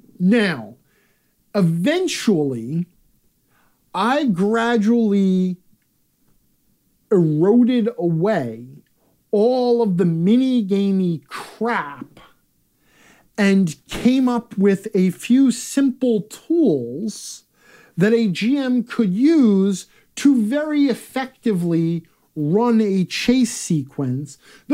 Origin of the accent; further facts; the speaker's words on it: Manitowoc, Wisconsin, United States; I want to call out here in my hometown of Manitowoc, Wisconsin, we have this old-timey ice cream parlor / candy shop that has existed here for forever called Bjornsson's.